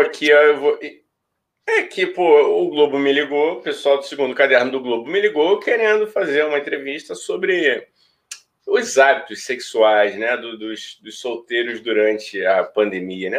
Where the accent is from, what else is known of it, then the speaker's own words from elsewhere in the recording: Rio de Janeiro, Brazil; nós somos do Rio de Janeiro